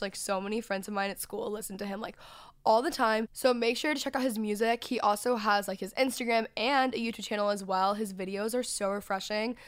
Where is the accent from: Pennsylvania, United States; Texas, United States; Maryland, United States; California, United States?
Texas, United States; moved away; grew up in Texas